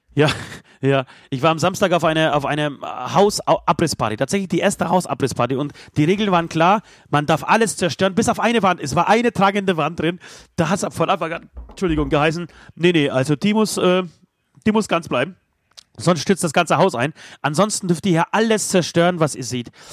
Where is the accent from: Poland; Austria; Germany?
Poland; moved away; als Pole